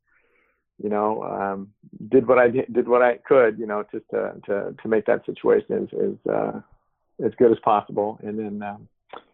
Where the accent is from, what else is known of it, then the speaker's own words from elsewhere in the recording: Salem, Oregon, United States; I am originally from Salem, Oregon